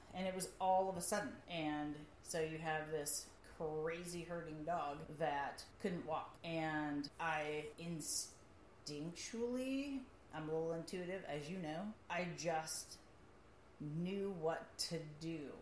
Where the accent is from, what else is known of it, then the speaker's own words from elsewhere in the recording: Midwest, United States; I'm, I'm from the Midwest